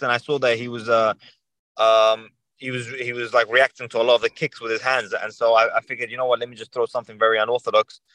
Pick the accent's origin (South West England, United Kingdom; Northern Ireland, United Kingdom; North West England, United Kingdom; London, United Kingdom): London, United Kingdom; I grew up in London. Yeah, I grew up in London.